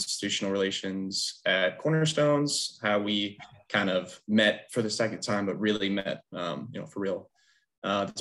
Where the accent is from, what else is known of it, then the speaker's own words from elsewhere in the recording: West Springfield, Virginia, United States; also born or lived in Reston, Virginia; I am local to Northern Virginia. I grew up in West Springfield, went to West Springfield High School.